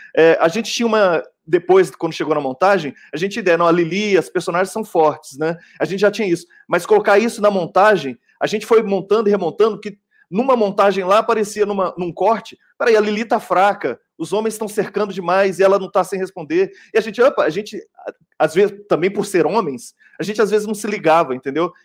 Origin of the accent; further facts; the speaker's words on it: Belo Horizonte, Minas Gerais, Brazil; Lá em BH, eu sou de BH